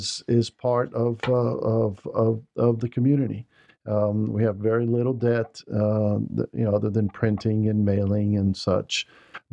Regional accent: Brazil; now in United States; I grew up in Brazil.

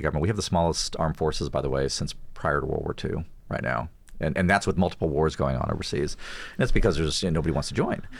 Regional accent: Texas, United States; We're Southern, we're Texan, we're conservative

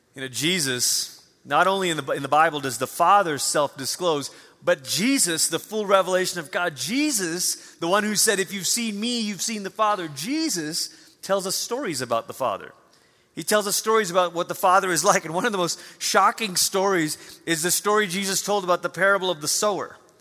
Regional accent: Malaysia; moved away; I grew up in Malaysia, you know, there's no snow.

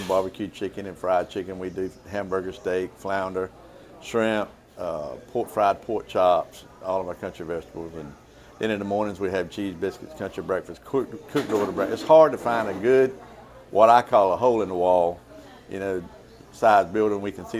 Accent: Bethel, North Carolina, United States; also born or lived in Ayden, North Carolina; I was born and raised in Bethel, local guy

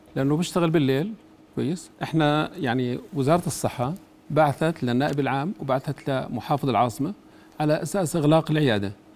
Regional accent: Jordan; انا طبيب اردني

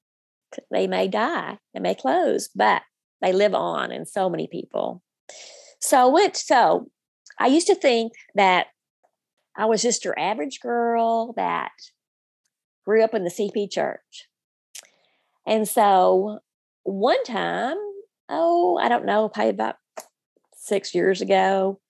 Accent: North Little Rock, Arkansas, United States; I grew up in the Rose City Church in North Little Rock

